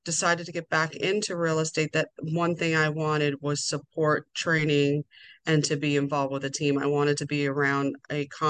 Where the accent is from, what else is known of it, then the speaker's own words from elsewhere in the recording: Long Island, New York, United States; moved away as an adult; now in Towson, United States; I'm originally from Long Island, New York, born and raised.